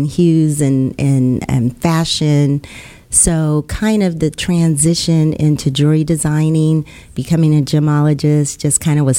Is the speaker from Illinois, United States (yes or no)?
no; Bay Area, California, United States; now in Houston, United States; I'm actually from the Bay Area in California.